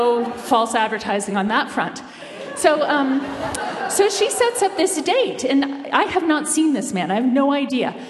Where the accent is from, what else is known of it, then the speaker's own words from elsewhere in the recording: Bellingham, Washington, United States; moved away as an adult; also born or lived in East Coast; I grew up in Bellingham, Washington